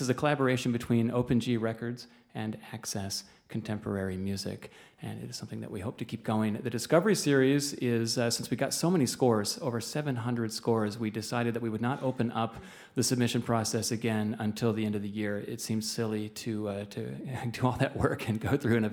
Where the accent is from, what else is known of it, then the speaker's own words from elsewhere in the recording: Chicago, Illinois, United States; as a Chicagoan